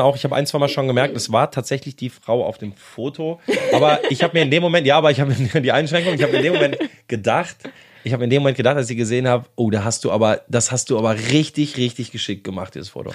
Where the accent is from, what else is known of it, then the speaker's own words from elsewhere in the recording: Bonn, North Rhine-Westphalia, Germany; moved away as an adult; now in Berlin, Germany; Ich komme aus Bonn ursprünglich, wohne aber jetzt seit 17 Jahren ja, es sind doch schon jetzt fast 17 Jahre in Berlin